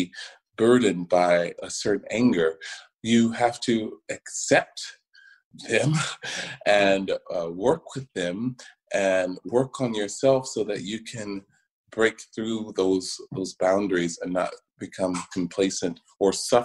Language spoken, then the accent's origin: English; Macon, Georgia, United States; moved away; growing up in Macon, Georgia